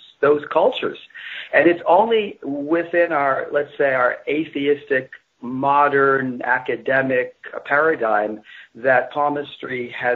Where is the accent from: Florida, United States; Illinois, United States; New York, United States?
New York, United States; also born or lived in England; I grew up in New York